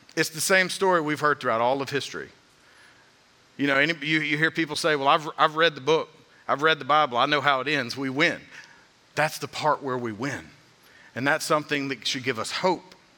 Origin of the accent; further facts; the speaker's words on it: Georgia, United States; being from Georgia, growing up in the South